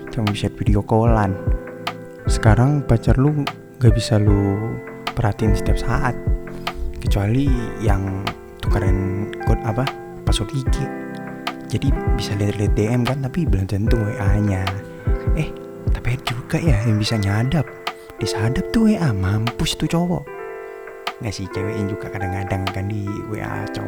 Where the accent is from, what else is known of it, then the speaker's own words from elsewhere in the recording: Kalimantan, Indonesia; karena gue orang Kalimantan jadi tahu